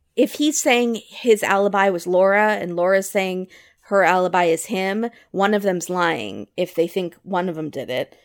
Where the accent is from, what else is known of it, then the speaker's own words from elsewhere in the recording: Virginia, United States; I'm from Virginia